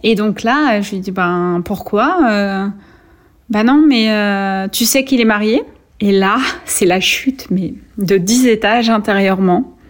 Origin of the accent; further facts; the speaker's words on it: Vierzon, Centre-Val de Loire, France; moved away as an adult; also born or lived in Atlanta, United States; Quand j'arrive à Vierzon, c'est un peu le choc. C'est pourtant la ville où j'ai grandi